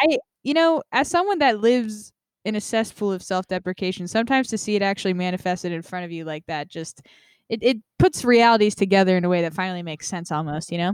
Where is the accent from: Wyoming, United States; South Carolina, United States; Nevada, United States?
Nevada, United States; also born or lived in Vermont; now in San Diego, United States; I am from Nevada